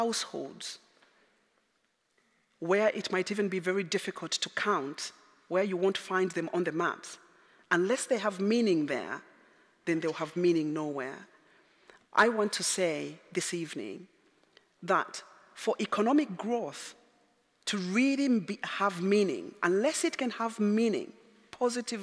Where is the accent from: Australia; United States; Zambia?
Zambia; moved away; I'm originally from Zambia.